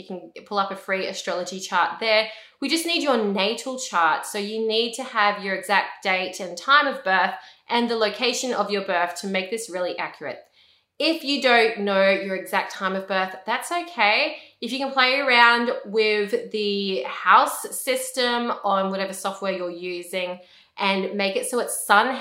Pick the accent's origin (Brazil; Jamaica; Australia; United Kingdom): Australia; I'm an Australian. I live in Australia.